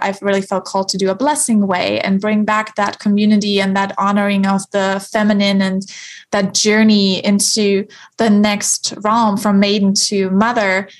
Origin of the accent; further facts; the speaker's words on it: Germany; moved away; I love going back to the church in my hometown in Germany.